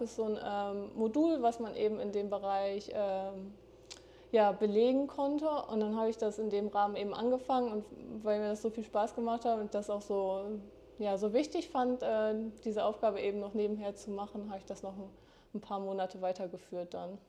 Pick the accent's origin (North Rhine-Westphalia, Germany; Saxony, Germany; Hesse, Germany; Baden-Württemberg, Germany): North Rhine-Westphalia, Germany; Dortmund; moved away as an adult; now in Oldenburg, Germany; komme gebürtig aus Dortmund und bin zum Studium nach Oldenburg gezogen